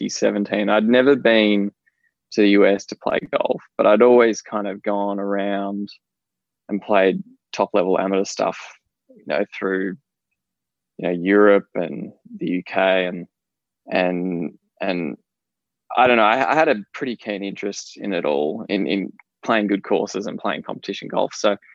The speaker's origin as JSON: {"language": "English", "region": "Western Australia", "country": "Australia", "tie": "born or raised there", "moved": "as an adult", "lives_now": "Melbourne, Australia", "said": "I moved from Western Australia. I grew up as a kid in Western Australia, and I moved to Melbourne, and I started studying at the University of Melbourne."}